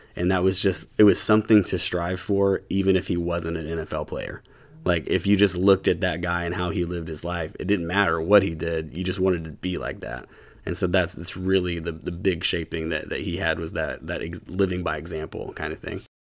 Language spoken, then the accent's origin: English; Huntington, West Virginia, United States; now in Louisville, United States; I grew up, um, in Huntington, West Virginia